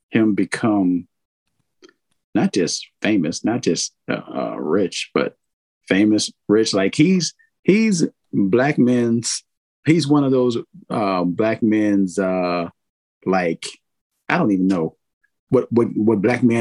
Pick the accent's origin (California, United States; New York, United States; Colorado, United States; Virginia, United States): Virginia, United States; I am. I unfortunately I say unfortunately. Yes, yes I am. Yes I am.